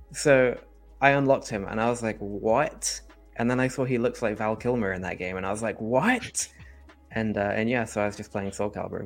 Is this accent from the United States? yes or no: no; Dorset, South West England, United Kingdom; moved away; my hometown in the south of England